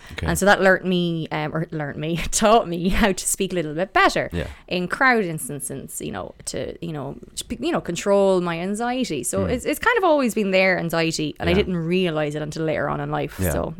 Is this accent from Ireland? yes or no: yes; Athlone, Leinster, Ireland; I'm from Athlone originally. My accent is a bit weird. It's not the normal Athlone accent.